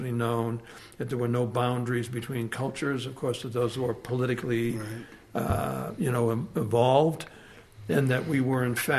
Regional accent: Lynn, Massachusetts, United States; moved away as an adult; also born or lived in Boston / Chicago; now in San Francisco, United States; I was raised in Lynn, just outside of Boston

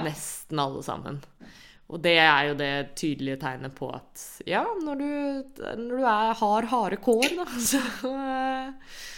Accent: Norway; vi som nordmenn

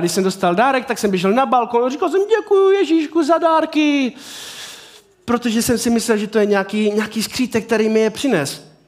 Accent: Havířov, Moravian-Silesian Region, Czechia; já jsem z Havířova

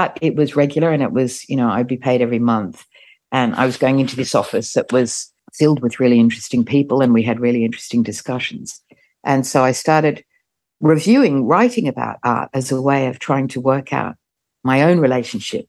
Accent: Australia; moved away as an adult; also born or lived in Melbourne; now in London, United Kingdom; I came from Australia

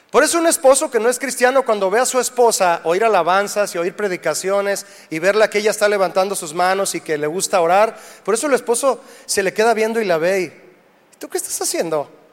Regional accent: Mexico; somos de México

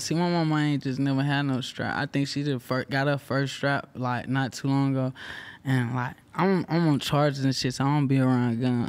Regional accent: Houston, Texas, United States; I'm from Houston right down the road.

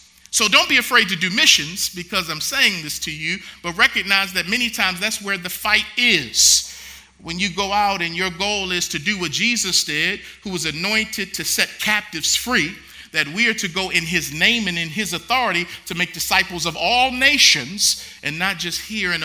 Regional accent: Baltimore, Maryland, United States; moved away; Baltimore, my hometown

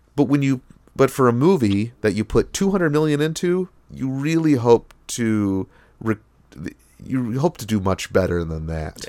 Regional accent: United States; as an American

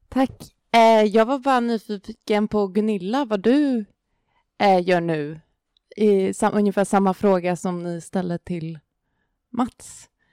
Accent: Orminge, Stockholm County, Sweden; jag är uppvuxen i Orminge

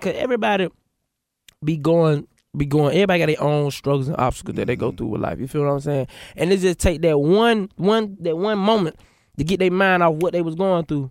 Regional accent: Atlanta, Georgia, United States; I'm from Atlanta, West Side

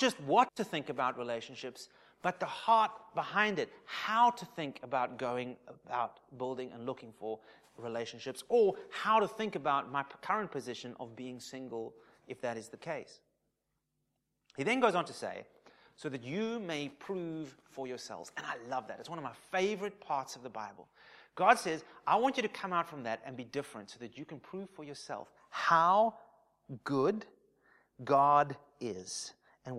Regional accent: South Africa; I'm South African, probably predominantly of English influence

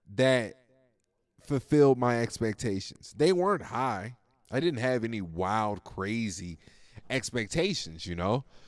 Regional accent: United States; as an American

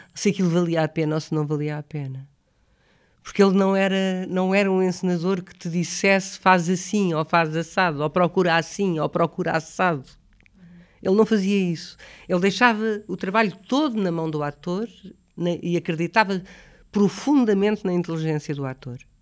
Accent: Lisbon, Portugal; also born or lived in Alhandra / Vila Franca de Xira; eu não sou de Alhandra, sou de Lisboa, mas vivi muito em Alhandra e vivi muito em Vila Franca de Xira

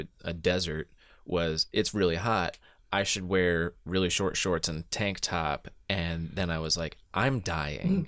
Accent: Southeastern US, United States; I grew up mostly in the Southeastern U S where when it gets hot, it's also really humid

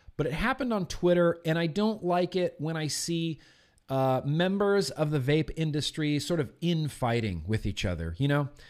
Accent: United States; as an American

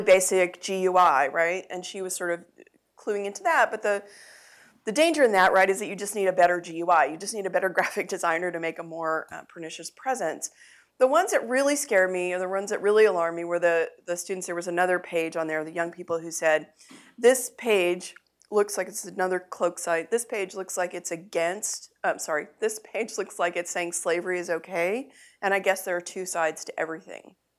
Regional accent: Texas, United States; I uh, was born and raised in Texas

